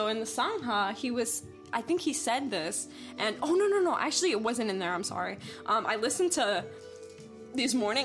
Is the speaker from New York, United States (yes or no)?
yes; New York, United States; moved away as an adult; I'm originally from the East Coast, from New York